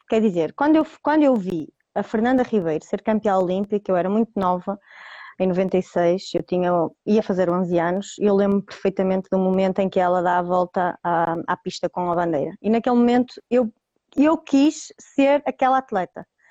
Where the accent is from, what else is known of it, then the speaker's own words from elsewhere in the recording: Roriz, Norte, Portugal; clube da minha terra, que, que é Roriz, pertence ao Conselho de Santirce